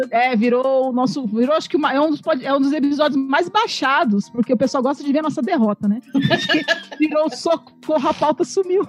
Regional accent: Poá, São Paulo, Brazil; Eu sou de Poá, Poá, Itaquá, aquela região boa ali

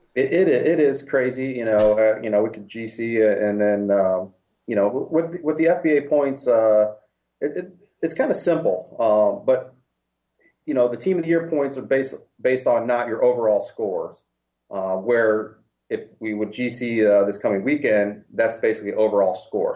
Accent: Ohio, United States; now in Florida, United States; I'm originally from Ohio

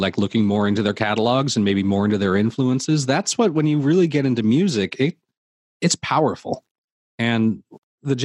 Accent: Orange County, California, United States; now in Santa Monica, United States; I grew up in Orange County

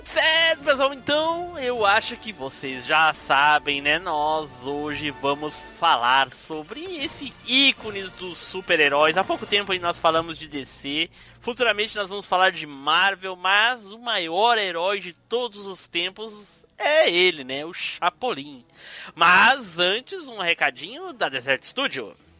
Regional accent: São Paulo, Brazil

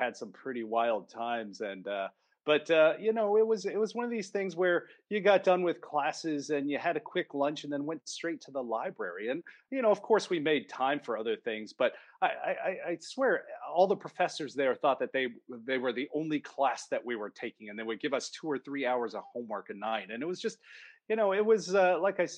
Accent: Potomac, Maryland, United States; moved away; I grew up in the public school system in Potomac.

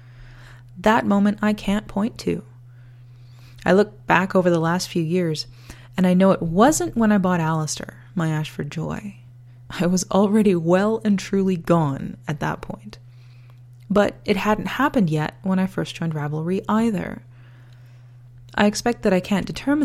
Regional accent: Canada; also born or lived in northern Alberta, Canada; I'm Canadian.

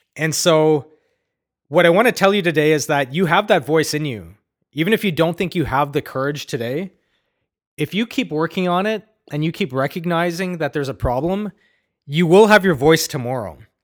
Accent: Ottawa, Ontario, Canada; growing up in Ottawa, great place by the way

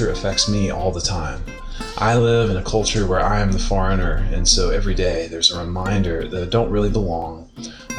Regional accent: United States; now in Mostar, Bosnia and Herzegovina; my home country

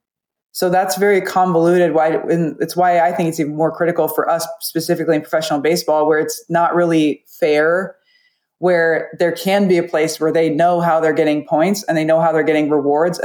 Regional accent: Nebraska, United States; moved away as an adult; also born or lived in New Mexico; I grew up in Nebraska

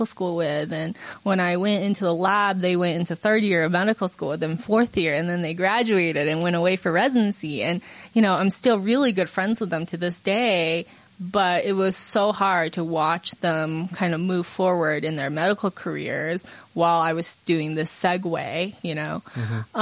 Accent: Utah, United States; also born or lived in China / Southern California; I was made in China, but I grew up in Utah

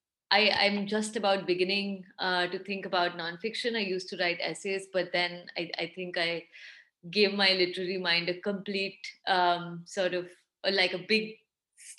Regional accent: Mumbai, Maharashtra, India; also born or lived in Ahmedabad; I went to study in the same city I grew up in Mumbai

